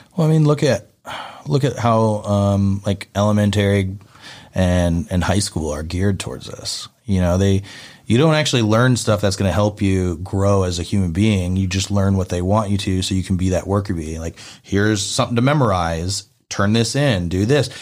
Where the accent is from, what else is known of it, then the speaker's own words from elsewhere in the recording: upstate New York, United States; moved away; also born or lived in Texas; I spent the summers down in Philly, but I grew up upstate.